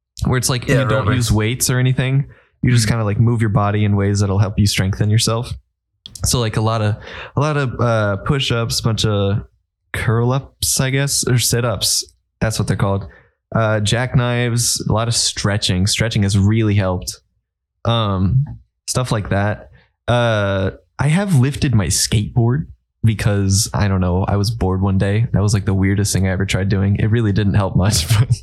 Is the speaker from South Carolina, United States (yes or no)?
yes; South Carolina, United States; I'm from South Carolina and I'm not like none of you weird northerners who hate snow